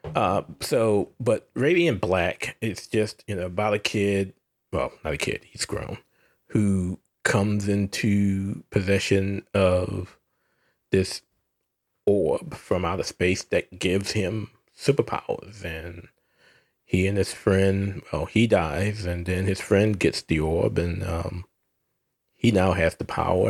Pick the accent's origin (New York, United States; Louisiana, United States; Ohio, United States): Louisiana, United States; New Orleans; my hometown of New Orleans